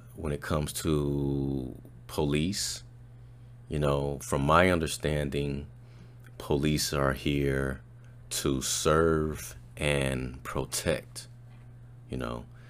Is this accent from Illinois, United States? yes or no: yes; Chicago, Illinois, United States; moved away as an adult; also born or lived in Des Moines, Iowa; now in Arlington, United States; I'm born and raised in Chicago